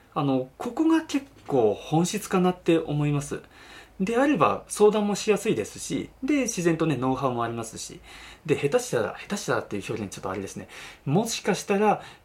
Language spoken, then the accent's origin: Japanese; Yamanashi, Japan; also born or lived in Okinawa; 僕は出身が山梨県